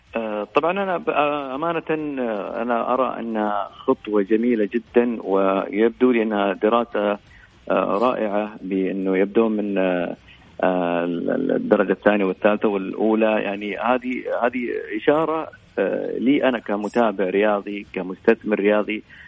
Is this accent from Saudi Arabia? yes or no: yes; Saudi Arabia; احنا كسعوديين